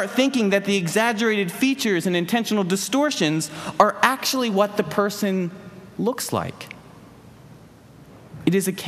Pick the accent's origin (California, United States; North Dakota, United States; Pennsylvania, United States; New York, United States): Pennsylvania, United States; Philadelphia; Growing up in the Philly area, we would vacation at the New Jersey beach every summer